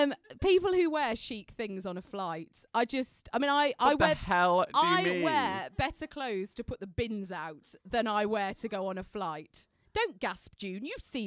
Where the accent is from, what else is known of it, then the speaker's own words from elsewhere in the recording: Dulwich, London, United Kingdom; also born or lived in Colombia / Kathmandu; I was born in Colombia, but my mum and dad moved when I was 6 months old. I mean, it really is. It's the full CV. Moved to Dulwich Village, South London, just to be clear.